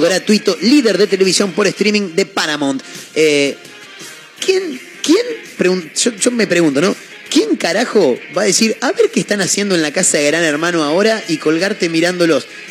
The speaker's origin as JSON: {"language": "Spanish", "town": "Chivilcoy", "region": "Buenos Aires Province", "country": "Argentina", "tie": "born or raised there", "said": "soy de, Chivilcoy, nací en, una parte rural del pueblo"}